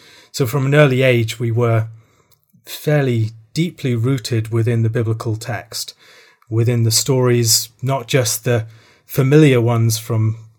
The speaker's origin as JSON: {"language": "English", "country": "Ireland", "tie": "born or raised there", "also_born_or_lived": "Worcester, England", "said": "I was born in Worcester in the Midlands in England, but my parents were missionaries in the Republic of Ireland, so I moved over there when I was 3 months old and spent the entirety of my childhood there."}